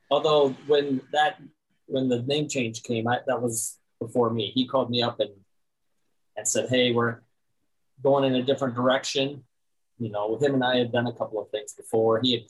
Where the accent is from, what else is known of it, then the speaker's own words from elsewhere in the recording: South Dakota, United States; I grew up in South Dakota